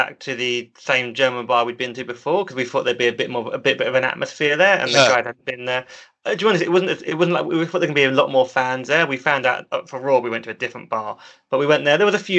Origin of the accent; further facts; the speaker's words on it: England, United Kingdom; I got free beer on another night for being English.